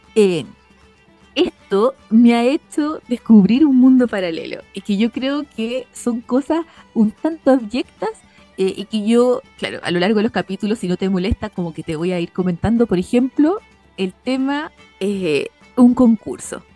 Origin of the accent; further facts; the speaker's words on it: Santiago, Santiago Metropolitan Region, Chile; moved away as an adult; also born or lived in Dublin, Ireland; now in Isle of Man; yo como santiaguina